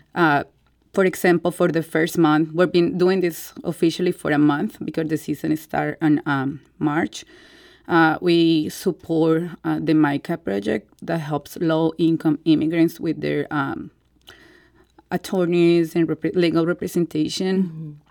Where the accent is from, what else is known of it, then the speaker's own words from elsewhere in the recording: Colombia; English is a second language; moved away as an adult; now in St. Louis, United States; I was born and raised in Colombia